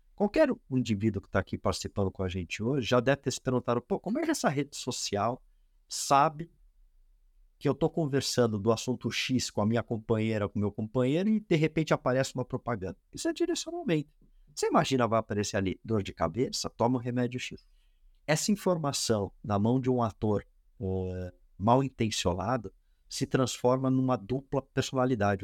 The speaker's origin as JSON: {"language": "Portuguese", "country": "Brazil"}